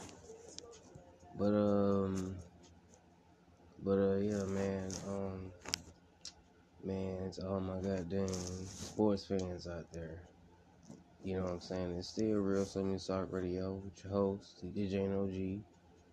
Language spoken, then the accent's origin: English; California, United States; I'm from Cali. California. I'm not gonna say I'm from Los Angeles. No, from a small part of California